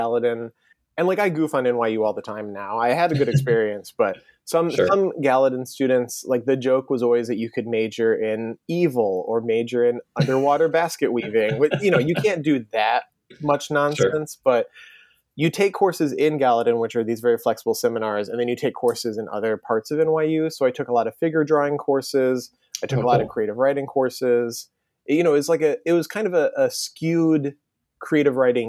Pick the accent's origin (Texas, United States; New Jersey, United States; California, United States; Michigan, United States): Michigan, United States; outside of Ann Arbor; moved away as an adult; now in New York, United States; I grew up outside of Ann Arbor